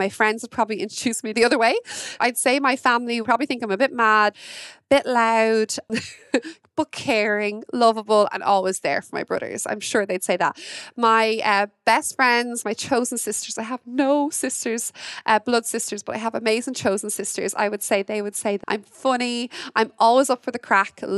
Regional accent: Wexford, Leinster, Ireland; I'm from Wexford in Ireland.

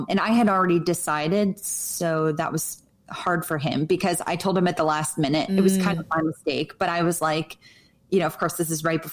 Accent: New Jersey, United States; moved away; I grew up in New Jersey where everything was green

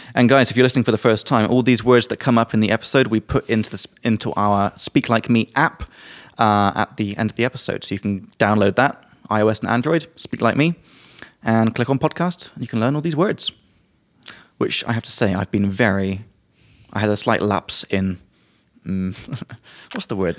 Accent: England, United Kingdom; from England

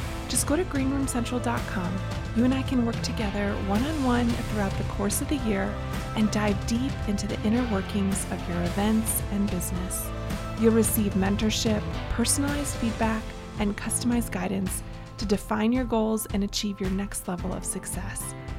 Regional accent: Wisconsin, United States; 414, that area code hails from where I grew up in Wisconsin.

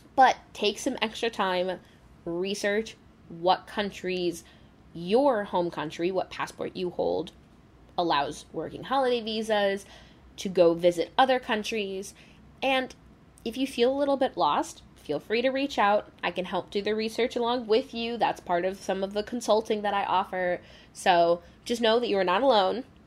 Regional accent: United States; I love being an American

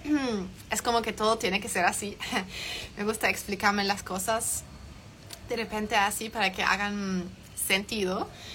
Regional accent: Germany; Spanish is a second language; moved away as an adult; also born or lived in Chile; soy de Alemania, soy completamente 100% alemana, he vivido allá hasta los 18 años, toda mi vida.

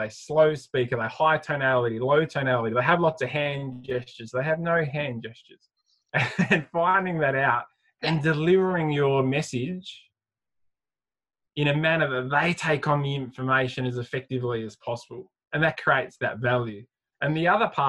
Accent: Adelaide, South Australia, Australia; I'm from Adelaide, so still live in Adelaide

